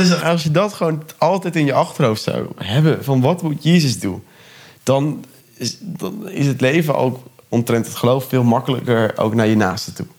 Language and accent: Dutch; Urk, Flevoland, Netherlands; moved away as an adult; now in Ede, Netherlands; Ik kom van Urk